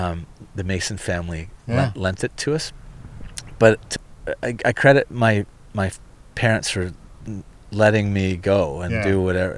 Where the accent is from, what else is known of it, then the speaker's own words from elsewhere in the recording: near Orono and Bowmanville, southern Ontario, Canada; I grew up in southern Ontario on Lake Ontario, a little town. Well, we weren't even in a town. We were out in the country, farmland near Orono and Bowmanville, Newcastle, before they became on the edge of suburbia.